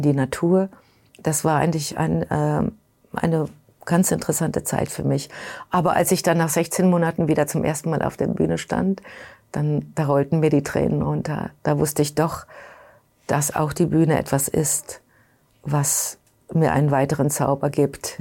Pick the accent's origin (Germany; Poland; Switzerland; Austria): Germany; now in New York, United States; Ich bin Europäerin, ich bin Deutsche